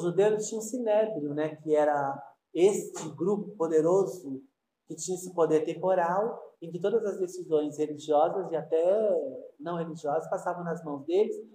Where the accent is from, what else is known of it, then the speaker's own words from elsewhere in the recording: Brazil; eu sou brasileiro